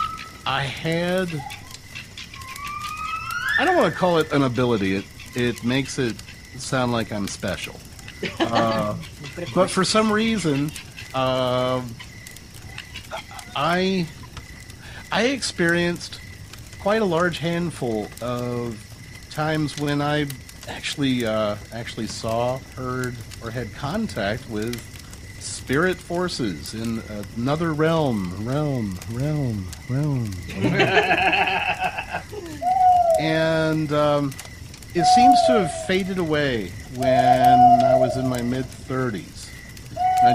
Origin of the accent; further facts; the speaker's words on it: Salisbury, Maryland, United States; my hometown was Salisbury, Maryland